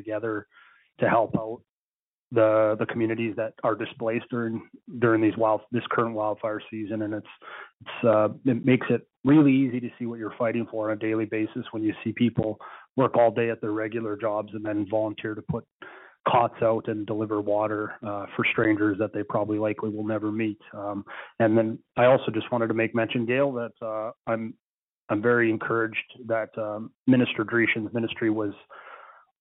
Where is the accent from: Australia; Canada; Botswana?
Canada; Slave Lake, Alberta; I grew up in the town of Slave Lake